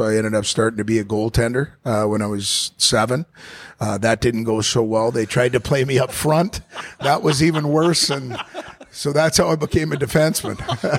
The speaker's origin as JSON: {"language": "English", "town": "Eugene", "region": "Oregon", "country": "United States", "tie": "born there", "said": "I was born in Eugene, Oregon."}